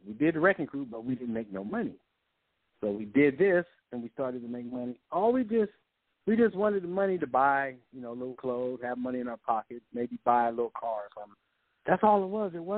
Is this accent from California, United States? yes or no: yes; Compton, California, United States; even though we grew up in Compton, we had a house